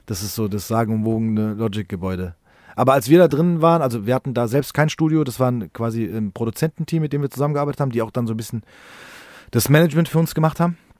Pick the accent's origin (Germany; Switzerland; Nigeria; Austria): Germany; Frankfurt, Hesse; wir sind in Rödelheim im gleichen Haus groß geworden